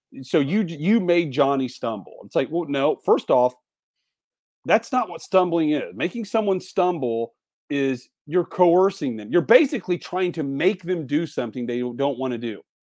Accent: Indiana, United States; moved away; Indiana is my home, my home state

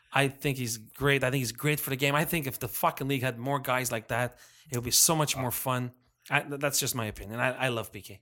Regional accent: Montreal, Quebec, Canada; we're from Montreal

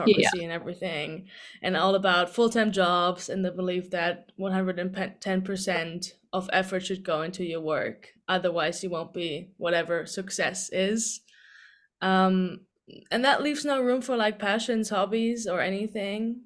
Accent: Germany; moved away as an adult; also born or lived in Dublin, Ireland; I'm originally from Germany

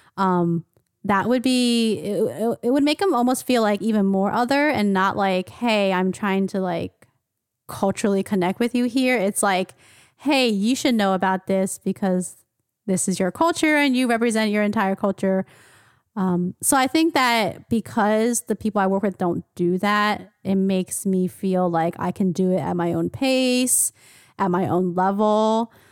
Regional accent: United States; I am Asian American, I grew up in the United States

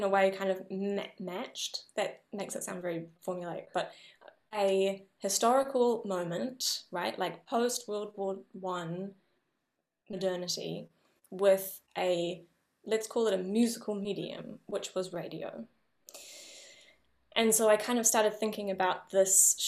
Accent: New Zealand; moved away as an adult; I have as a New Zealander coming to Europe

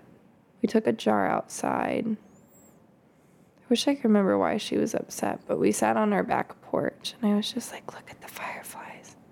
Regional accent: Kansas, United States; now in Michigan, United States; I grew up in Kansas

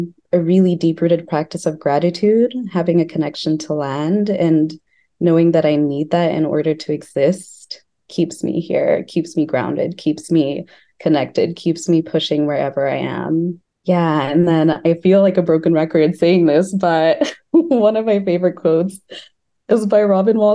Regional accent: Lesotho; also born or lived in Bloemfontein, Free State, South Africa; now in Chicago, United States; I was born in Bloemfontein, which is in the Orange Free State in South Africa. But I grew up in Lesotho, which is a country that's totally landlocked by South Africa.

